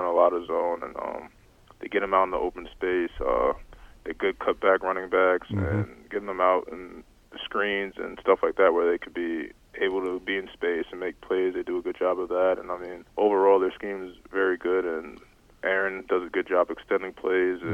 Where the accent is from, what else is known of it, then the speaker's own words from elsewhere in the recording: Westbury, New York, United States; also born or lived in Brookville, New York; I went to school there, but I'm originally from Westbury